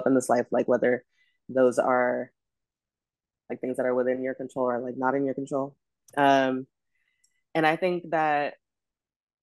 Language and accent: English; Los Angeles, California, United States; also born or lived in Ghana (ancestry); now in New York City, United States; when people ask me where I'm from, I think the first thing that comes to mind is the great city of Los Angeles, California